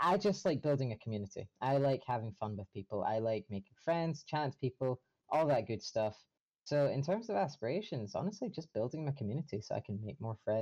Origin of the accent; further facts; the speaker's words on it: Scotland, United Kingdom; I'm from Scotland